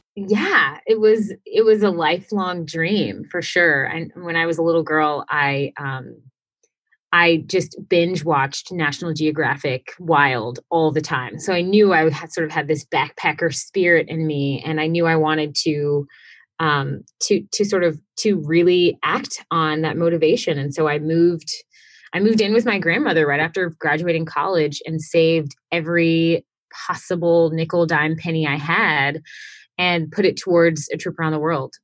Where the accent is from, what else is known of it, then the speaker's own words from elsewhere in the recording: Houston, Texas, United States; I am originally from Houston, Texas